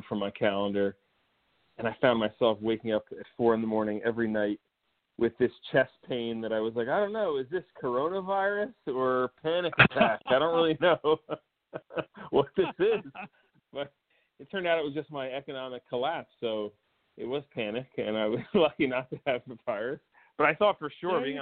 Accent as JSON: {"language": "English", "town": "Montclair", "region": "New Jersey", "country": "United States", "tie": "born or raised there", "accent": "North Jersey", "said": "Grew up in northern New Jersey, Tony Soprano country, a town called Montclair."}